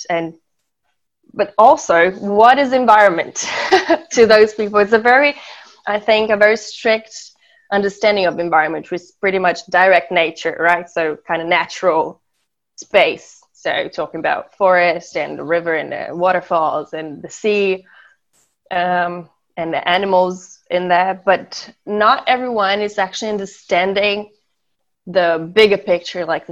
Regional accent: Florianópolis, Santa Catarina, Brazil; English is a second language; also born or lived in Germany / Austria; I was born and raised in Florianópolis.

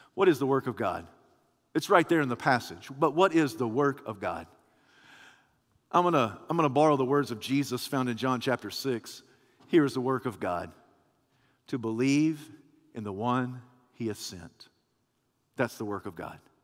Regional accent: United States

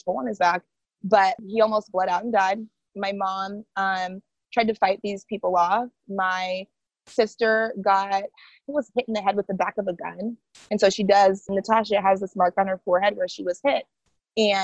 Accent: Boise, Idaho, United States; first language Haitian Creole; English is a second language; moved away as an adult; now in East Coast, United States; born and raised in Boise, Idaho.

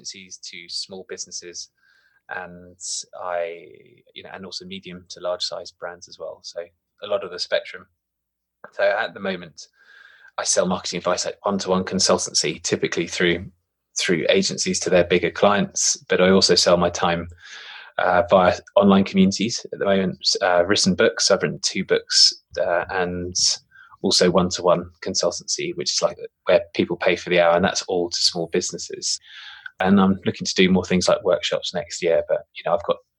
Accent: United Kingdom; I suppose I'm British, but I'm probably slightly more traditionally old school British as well

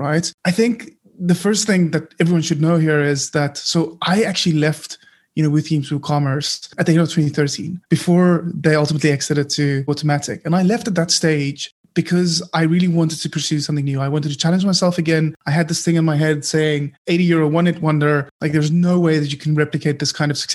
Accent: Cape Town, Western Cape, South Africa; first language Afrikaans; English is a second language; I'm born and bred Capetonian

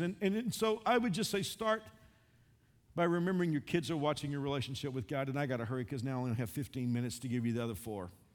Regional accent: Texas, United States; I grew up a Southerner, I grew up in Texas.

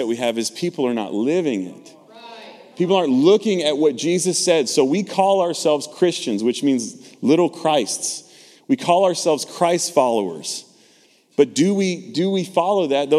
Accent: Texas, United States; I'm from the South, right? Born and raised in Texas

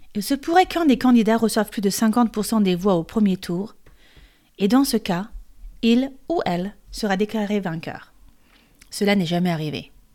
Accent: France; Je suis française et coach de français

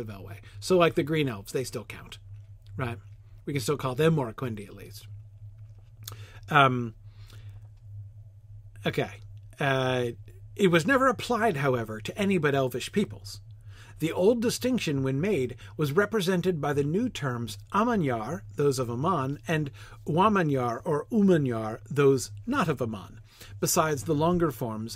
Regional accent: United States; as an American

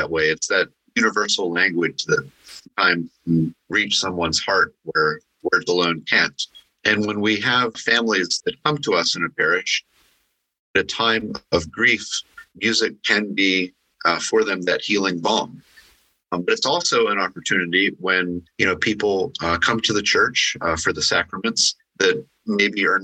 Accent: Pittsburgh, Pennsylvania, United States; now in Morris County, New Jersey, United States; I grew up in Pittsburgh

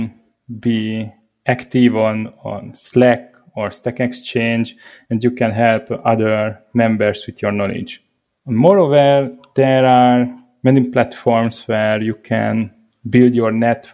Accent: Hungary; I come from Hungary

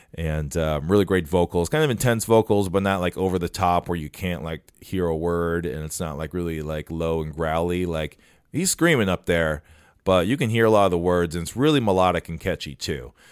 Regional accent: Minnesota, United States; it's our duty as Minnesotans

